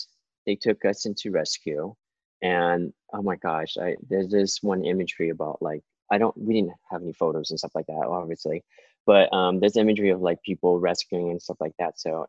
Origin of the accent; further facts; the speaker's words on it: Vietnam; born there; And it started in Vietnam. I was born in Vietnam in 1974. So right before the war ended, the war ended in 1975.